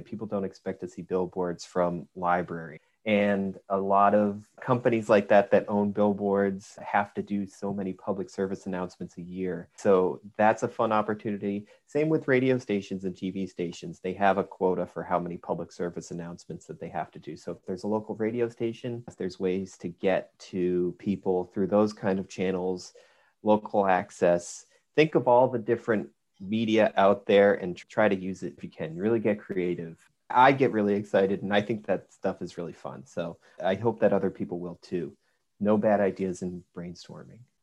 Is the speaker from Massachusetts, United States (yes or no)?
yes; Northbridge, Massachusetts, United States; I grew up in Northbridge, Massachusetts, which is a small town on the Rhode Island border